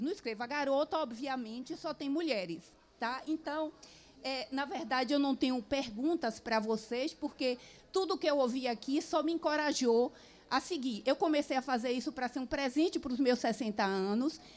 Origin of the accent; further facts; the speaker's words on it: Northeast Region, Brazil; sou nordestina também